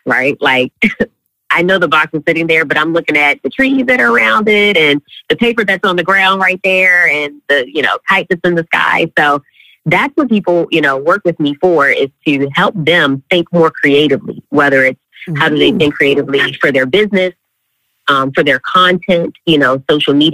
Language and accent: English; Baltimore, Maryland, United States; moved away as an adult; also born or lived in Charlotte, North Carolina; born and raised in the Charm City